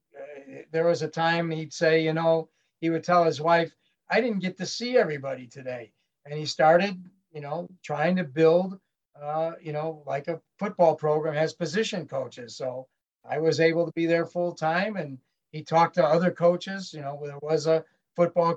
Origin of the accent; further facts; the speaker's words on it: Chicago, Illinois, United States; also born or lived in Naperville; I'm from Chicago